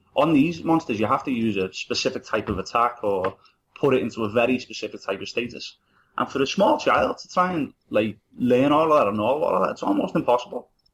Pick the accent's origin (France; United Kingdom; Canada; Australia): United Kingdom; Liverpool, North West England; I'm from Liverpool, and it's such a Irish city.